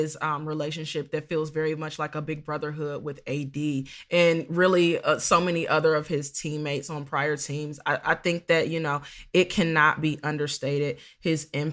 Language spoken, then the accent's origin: English; Dayton, Ohio, United States; I'm not from Akron. I'm from Dayton. But when you're from Ohio, the whole state is your hometown